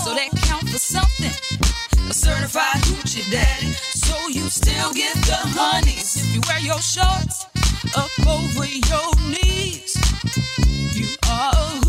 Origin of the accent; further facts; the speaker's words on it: the South, United States; I'm from the South